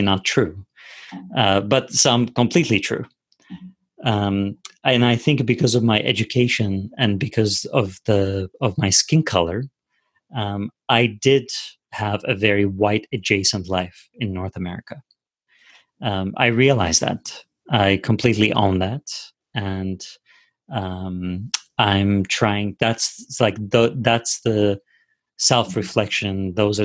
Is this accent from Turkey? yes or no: yes; Turkey; English is a second language; also born or lived in United States; now in Canada; I was born in Turkey and I was raised in Turkey, and I'm an immigrant in this country